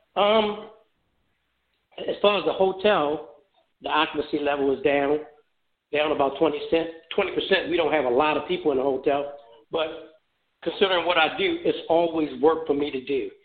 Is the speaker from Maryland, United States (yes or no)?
yes; Baltimore, Maryland, United States; moved away as an adult; also born or lived in Memphis, Tennessee; now in Phoenix, United States; that is my home city